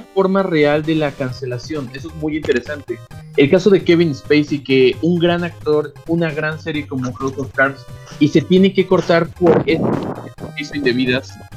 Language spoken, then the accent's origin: Spanish; Mexico; somos todos los de friquiñores somos mexicanos